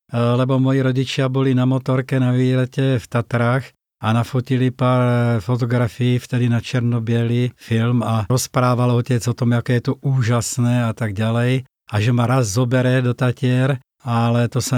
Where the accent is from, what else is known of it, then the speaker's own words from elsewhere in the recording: Moravia, Czechia; now in Slovakia; Presťahoval som sa z Moravy na Slovensko a vlastne tu som začal nejakým spôsobom vo väčšej miere robiť to, čo som robil už dávno predtým.